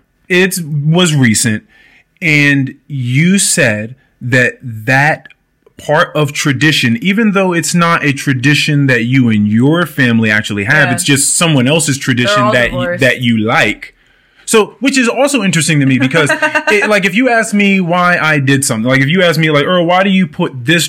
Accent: India; Now, it could have been I grew up in India.

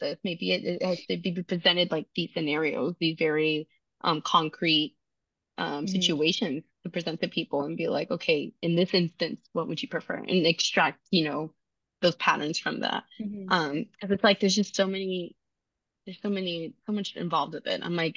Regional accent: Dallas, Texas, United States; first language English; moved away as an adult; now in Amherst, United States; where I grew up in Dallas, we had Kroger's

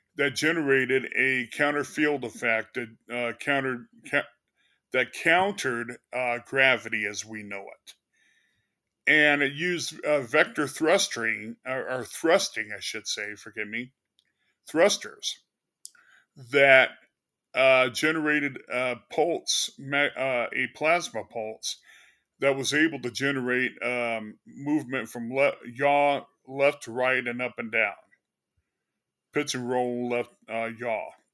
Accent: Springerville, Arizona, United States; I was born on February twenty-third, nineteen sixty-eight, in the small, used to be small, remote town of Springerville, Arizona

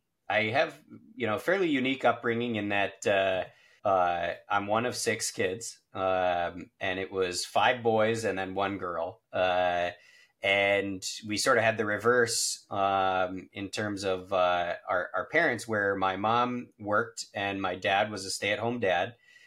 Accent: southern New Hampshire, United States; also born or lived in Boston, Massachusetts / upstate New York; I was born in Boston at Brigham and Women's and then grew up in southern New Hampshire, about 20 minutes away from where our facility is currently located.

